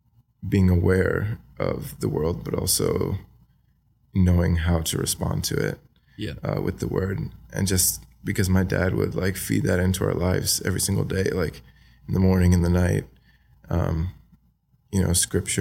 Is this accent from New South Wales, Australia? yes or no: yes; Wagga Wagga, New South Wales, Australia; So I grew up in Wagga Wagga. I went to high school there, you know, eventually.